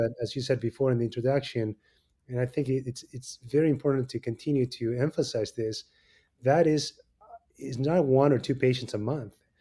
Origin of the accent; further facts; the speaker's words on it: Argentina; moved away as an adult; now in Chicago, United States; I was born in Argentina and, um, you know, came and did three fellowships here in the States.